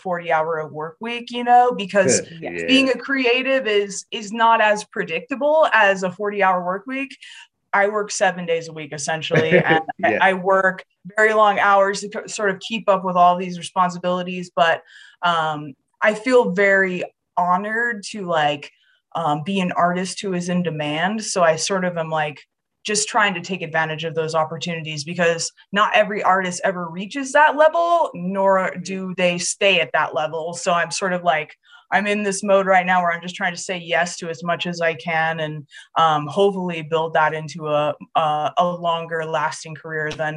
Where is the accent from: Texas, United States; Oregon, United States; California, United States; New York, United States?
Oregon, United States; I grew up in Oregon, and that's where my tribe is also from